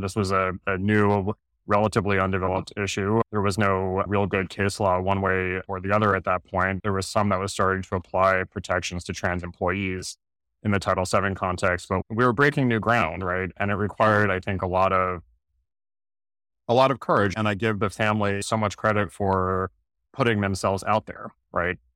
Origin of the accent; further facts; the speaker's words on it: New Jersey, United States; I grew up in South Jersey